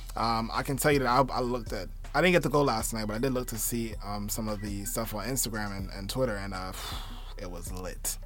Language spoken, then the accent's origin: English; New York City, New York, United States; also born or lived in Barbados; I'm from Brooklyn. I'm a Brooklyn nigga